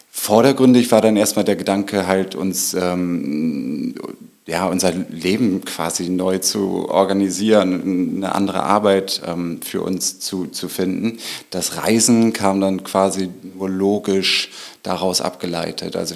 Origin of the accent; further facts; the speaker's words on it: Norderstedt, Schleswig-Holstein, Germany; also born or lived in Hamburg; Und ich bin ähm, so, so, ein klassisches Speckgürtelkind. Ähm, zwar geboren im Norden Hamburgs und dann aufgewachsen in Norderstedt.